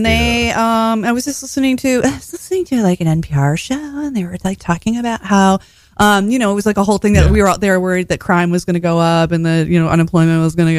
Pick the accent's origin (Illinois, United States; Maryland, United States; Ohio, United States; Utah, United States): Ohio, United States; Toledo; moved away as an adult; now in New York, United States; I'm from Toledo, Ohio.